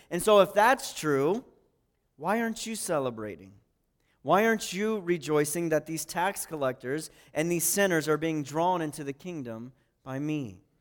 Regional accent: Pataskala, Ohio, United States; I'm from Pataskala

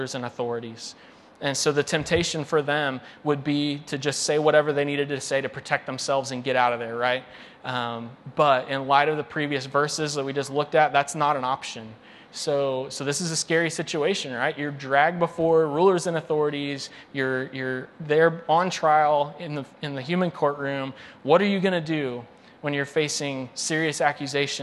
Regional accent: United States; American Christians

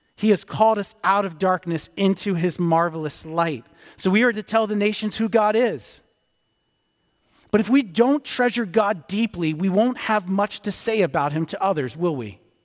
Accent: D.C., District of Columbia, United States; I grew up outside of Washington, D C

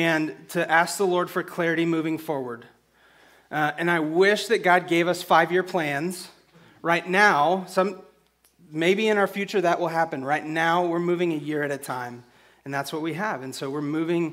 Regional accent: San Angelo, Texas, United States; also born or lived in Abilene; We're both from San Angelo

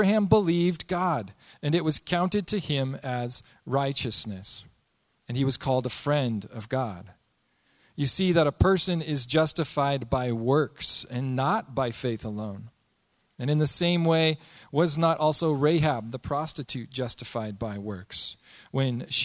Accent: Spokane, Washington, United States; I was born in Spokane, Washington, born and raised there

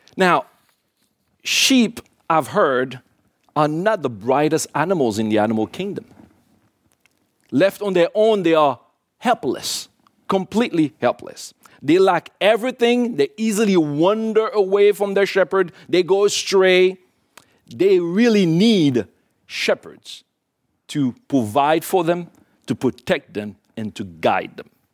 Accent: Port-au-Prince, Ouest, Haiti; moved away; I was born in Haiti, in Port-au-Prince, Haiti

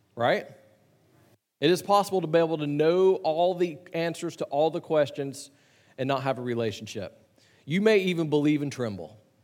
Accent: Chattanooga, Tennessee, United States; I grew up in Chattanooga, just south of where you were in Nashville

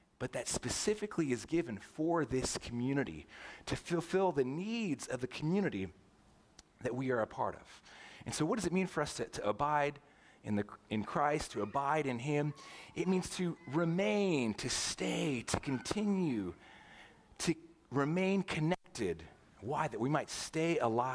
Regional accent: Southern California, United States; moved away as an adult; also born or lived in St. Louis, Missouri; now in Roseville, United States; I grew up in Southern California

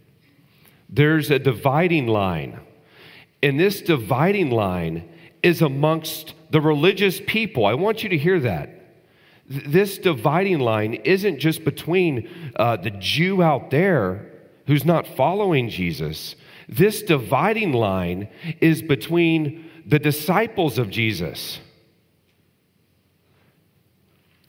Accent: Texas, United States; when I was growing up in Texas

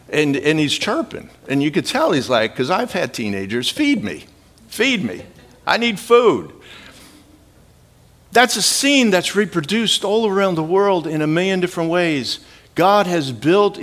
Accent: Midwest, United States; I grew up in the Midwest

